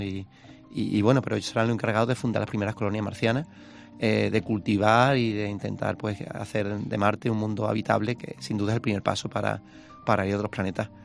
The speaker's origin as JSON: {"language": "Spanish", "country": "Spain", "said": "Yo, como español"}